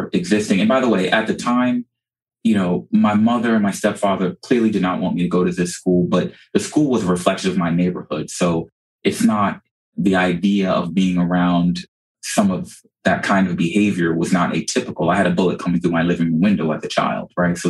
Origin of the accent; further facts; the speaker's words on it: New York City, New York, United States; now in South Florida, United States; I actually grew up in South Jamaica, Queens, New York